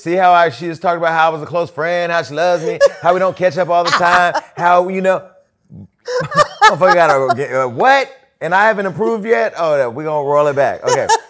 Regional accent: Stockton, California, United States; my hometown of Stockton

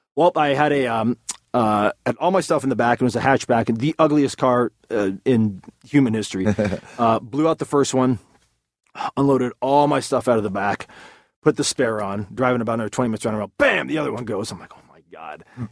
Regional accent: Southern California, United States; Growing up in Southern California

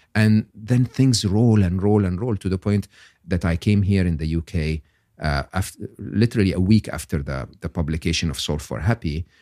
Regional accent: Egypt; English is a second language; moved away as an adult; I'm born and raised in Egypt, educated in public school, public university in Egypt.

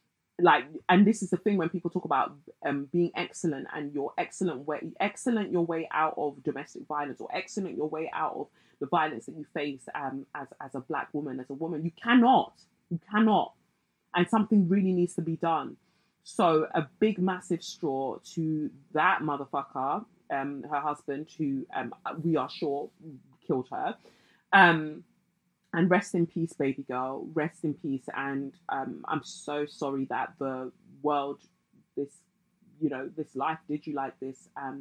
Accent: North West England, United Kingdom; now in Cheshire, United Kingdom; I'm a Black woman born and raised in Cheshire.

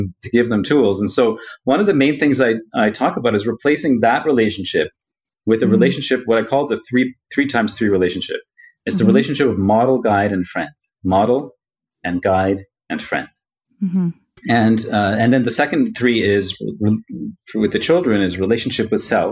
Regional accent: Toronto, Ontario, Canada; I was born here in Toronto. I'm from Toronto. I was born here in Toronto, but my parents were both born in India

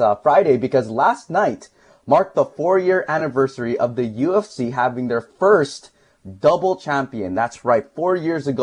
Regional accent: Philippines; as a Filipino

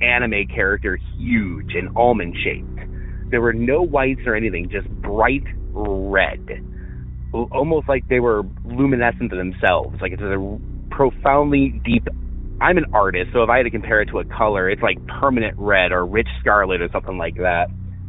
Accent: Northern Illinois, United States; I'm from Northern Illinois.

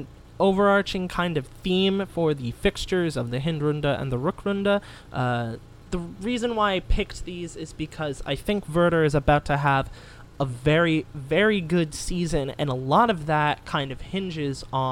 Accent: United States; I am an American

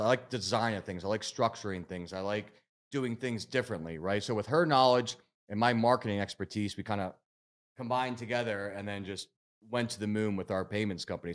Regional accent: Philadelphia area, Pennsylvania, United States; I'm from Philly originally, outside Philly

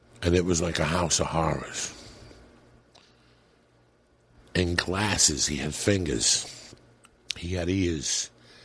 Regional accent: New Jersey, United States; moved away; also born or lived in New York City / Colorado; I grew up in New Jersey and in New York City, but I became a man in Colorado

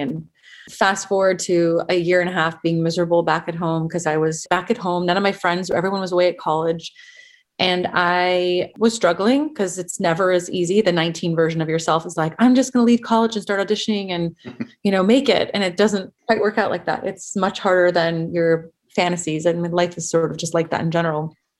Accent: Los Angeles, California, United States; I grew up in San Fernando Valley, specifically Van Nuys.

